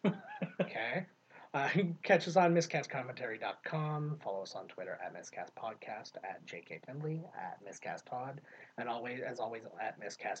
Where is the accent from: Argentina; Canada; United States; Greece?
Canada; we are so Canadian